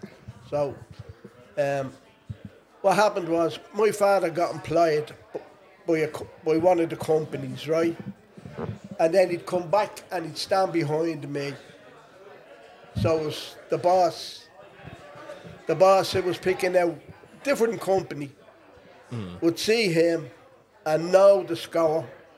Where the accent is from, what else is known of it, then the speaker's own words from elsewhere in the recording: Dublin, Leinster, Ireland; I was born in Monto. Lived in a tenement house in Monto. And then we moved when the flats opened in the north wall in Sheriff Street.